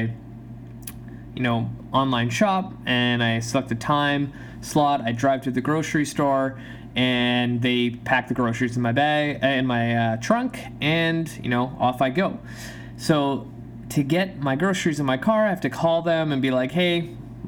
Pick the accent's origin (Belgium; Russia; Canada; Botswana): Canada; also born or lived in Poland; I immigrated to Canada from Poland when I was 3